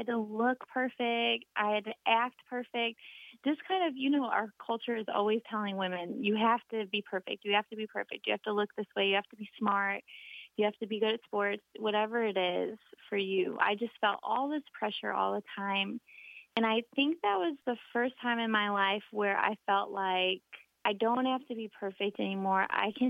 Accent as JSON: {"language": "English", "area": "outside Chicago", "region": "Illinois", "country": "United States", "tie": "born or raised there", "said": "The culture I grew up in outside Chicago was a pretty competitive high school."}